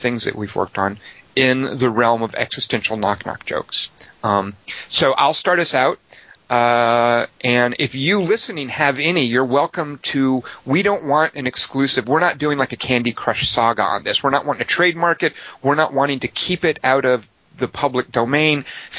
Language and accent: English; Los Angeles, California, United States; because I'm here from Los Angeles, you know, and we don't have a lot of cold weather.